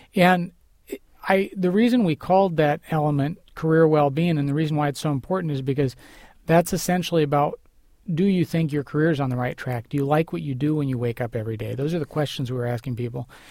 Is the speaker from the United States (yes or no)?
yes; United States; as an American